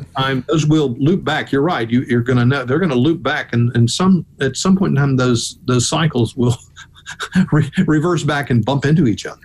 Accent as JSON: {"language": "English", "town": "Memphis", "region": "Tennessee", "country": "United States", "tie": "born or raised there", "moved": "yes", "lives_now": "Atlanta, United States", "said": "in Tennessee, you know, I lived in Memphis"}